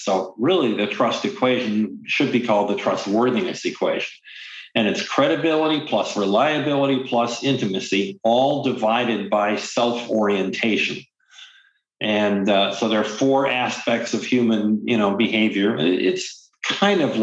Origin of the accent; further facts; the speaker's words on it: Midwest, United States; moved away as an adult; also born or lived in New York City; I'm an American. I grew up in the Midwest.